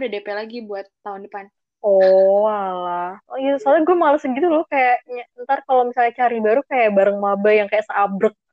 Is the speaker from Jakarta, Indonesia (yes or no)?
no; South Tangerang, Banten, Indonesia; Walaupun sebenarnya kita anak Tangsel ya